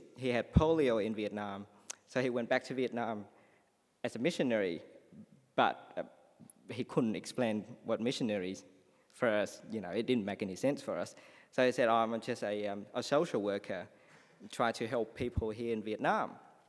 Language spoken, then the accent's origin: English; Australia; So while I came as an Australian person, I couldn't understand him.